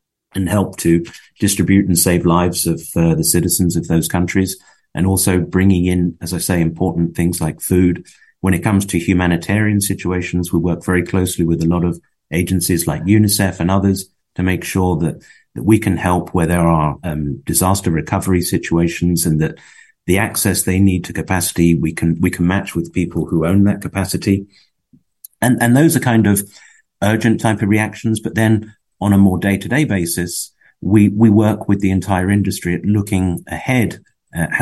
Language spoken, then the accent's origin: English; West Palm Beach, Florida, United States; moved away as an adult; also born or lived in Fort Lauderdale, Florida; now in Europe; I grew up in West Palm